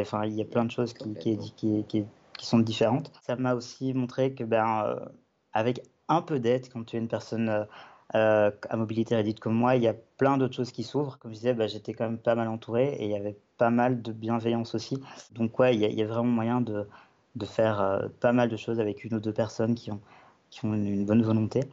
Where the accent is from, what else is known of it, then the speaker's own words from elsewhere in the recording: Belgium; moved away as an adult; now in Avignon, France; je viens de Belgique, j'ai 29 ans